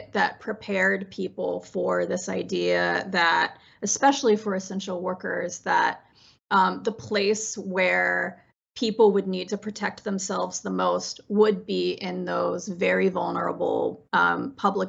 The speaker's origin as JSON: {"language": "English", "region": "West Virginia", "country": "United States", "tie": "born or raised there", "said": "I grew up in West Virginia in a family of coal miners"}